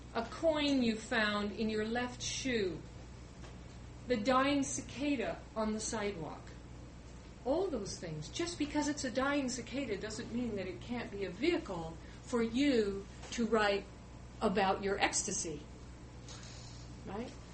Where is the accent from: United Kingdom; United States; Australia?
United States; Pacific Northwest; I grew up in the Pacific Northwest